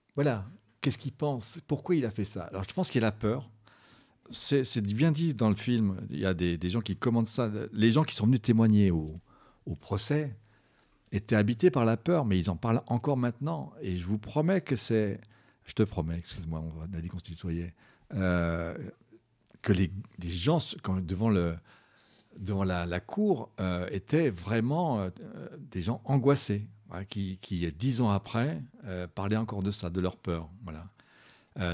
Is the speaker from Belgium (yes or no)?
no; Belfort, Bourgogne-Franche-Comté, France; je suis de Belfort